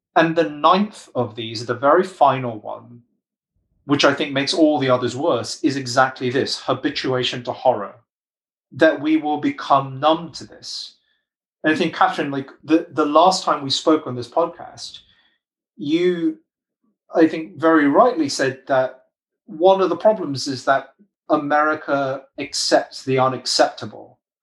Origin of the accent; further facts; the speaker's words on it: United Kingdom; I'm British